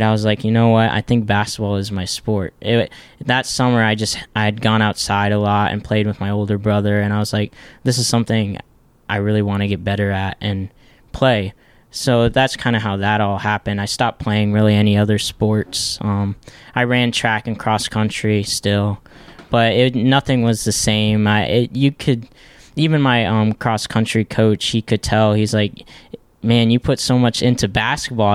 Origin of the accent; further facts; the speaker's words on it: Ohio, United States; originally we're not from Ohio. We moved here, um, about, eh, when I was in fifth grade